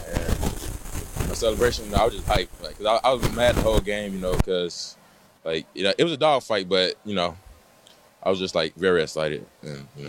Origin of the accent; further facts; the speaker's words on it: Alabama, United States; now in Texas, United States; I'm originally from Alabama